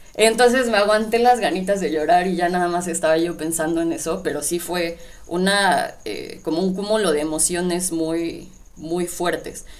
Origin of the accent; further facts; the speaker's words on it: Mexico; mi identidad como mexicana